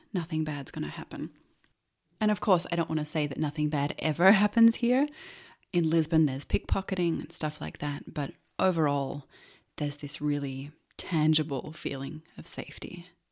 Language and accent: English; Melbourne, Victoria, Australia; also born or lived in Los Angeles, United States; now in Silver Coast, Portugal; growing up in Melbourne